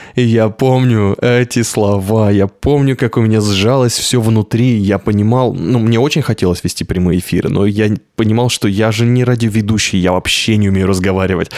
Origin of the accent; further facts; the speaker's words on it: Novosibirsk, Novosibirsk Oblast, Russia; Я из Новосибирска.